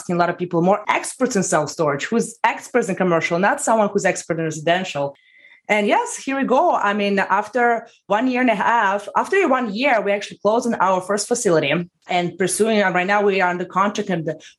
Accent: Russia; moved away as an adult; now in United States; from Russia. I came to the United States 11 years ago

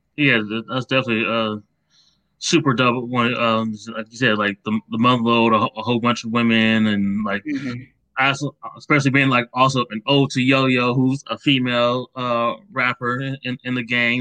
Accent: Akron, Ohio, United States; I grew up in Akron, Ohio, right yeah. next to Cleveland

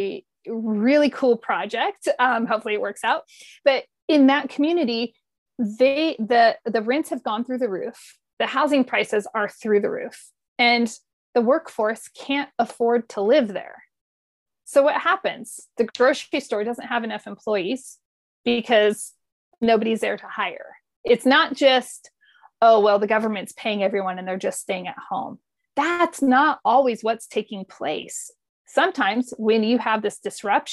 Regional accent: Modesto, California, United States; moved away; also born or lived in Denver; I grew up outside San Francisco, meaning Modesto, which is way inland.

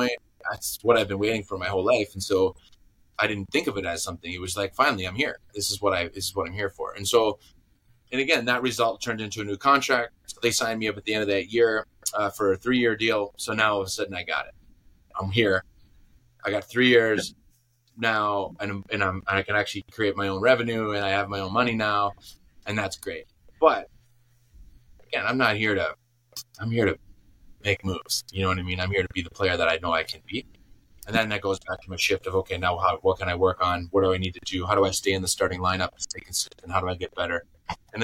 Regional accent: Green Bay, Wisconsin, United States; moved away as an adult; also born or lived in Chicago / Watford; I grew up in Green Bay, Wisconsin

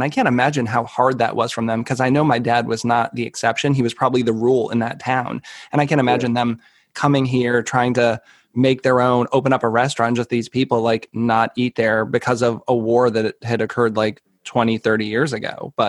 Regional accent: outside of Boston, Massachusetts, United States; moved away as an adult; also born or lived in Seattle; I grew up outside of Boston. We didn't really have a big community there. So I had never even had Vietnamese food until like 2001 when I moved to Seattle.

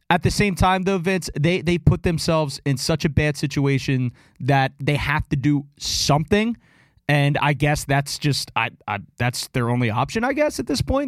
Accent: Philadelphia, Pennsylvania, United States; I'm from Philadelphia

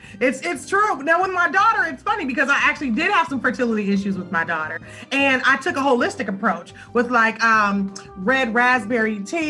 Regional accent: Los Angeles, California, United States; So I hail from Los Angeles

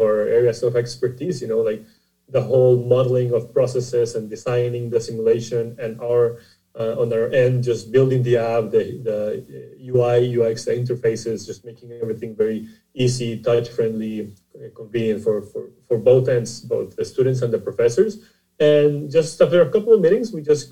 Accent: Costa Rica; I'm originally from Costa Rica, and the company is based in San Jose, Costa Rica.

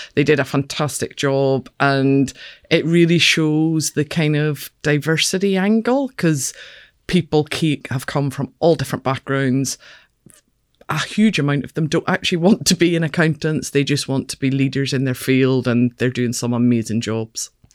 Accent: Belfast, Northern Ireland, United Kingdom; moved away as an adult; now in Edinburgh, United Kingdom; I grew up in Belfast

